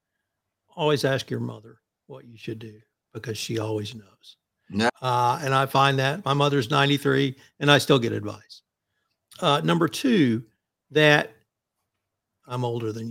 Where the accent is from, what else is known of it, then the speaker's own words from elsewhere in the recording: Texas, United States; being a Texan